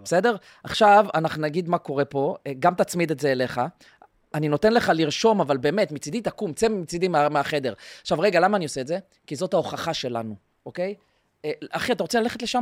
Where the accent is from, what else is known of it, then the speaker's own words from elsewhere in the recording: Israel; אנחנו ישראלים, ישראלים